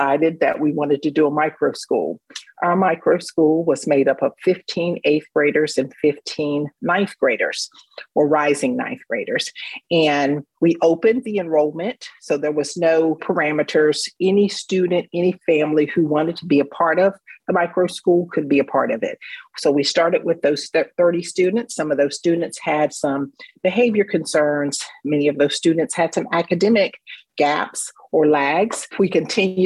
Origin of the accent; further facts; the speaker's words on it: Raleigh, North Carolina, United States; also born or lived in Statesville, North Carolina; I grew up in Raleigh, North Carolina